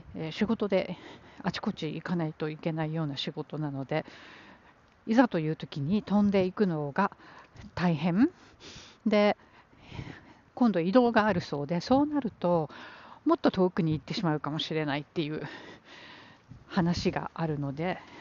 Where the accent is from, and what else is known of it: Japan; born or raised there; now in New York, United States